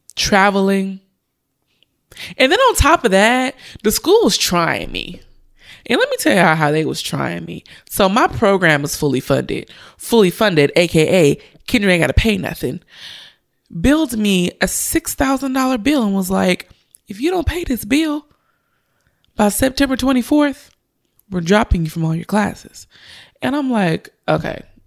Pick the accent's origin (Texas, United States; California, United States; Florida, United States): California, United States; Richmond; Richmond, my hometown